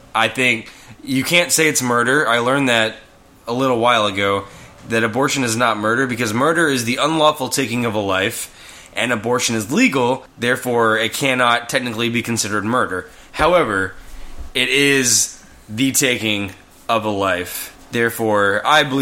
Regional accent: Houston, Texas, United States; I'm from Houston

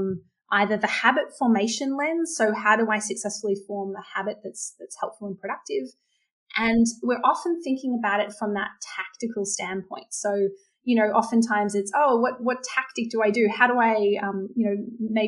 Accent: Australia; I'm Australian

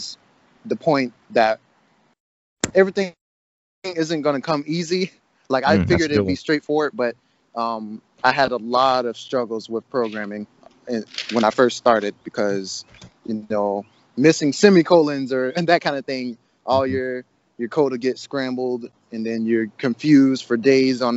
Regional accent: Jacksonville, Florida, United States; now in Atlanta, United States; I'm from Jacksonville, Florida. I'm currently in Atlanta, Georgia

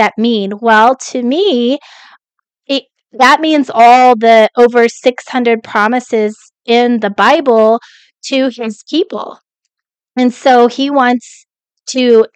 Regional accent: Colorado, United States; also born or lived in Kentucky; now in Texas, United States; I grew up in Colorado

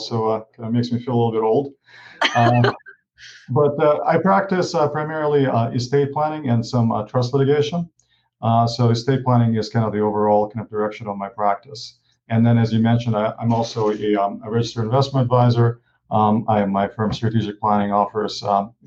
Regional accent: Ukraine; moved away; I grew up in Ukraine and, I was raised by a single mom.

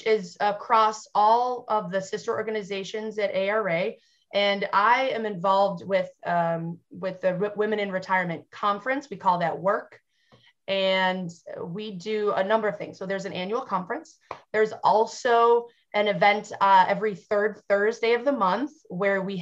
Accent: Western New York, United States; as a Western New Yorker and a diehard member of Bills Mafia

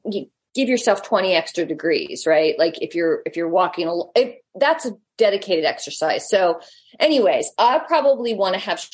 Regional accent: United States; we're American

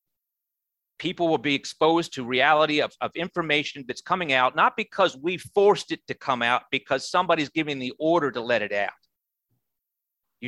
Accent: United States; I'm an American

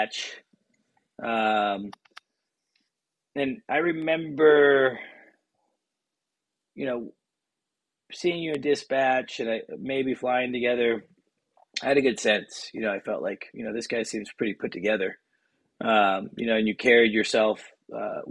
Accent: Hillsboro, Oregon, United States; I grew up 30 minutes from Hillsborough

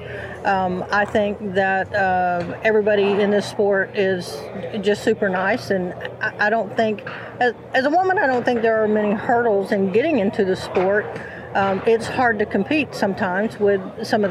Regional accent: Central Florida, United States; now in South Georgia, United States; I grew up in Central Florida, not too far from here

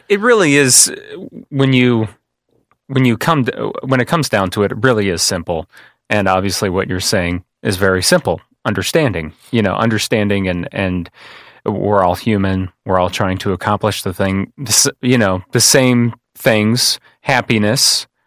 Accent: Kankakee, Illinois, United States; I came from a family that's been here for generations and generations

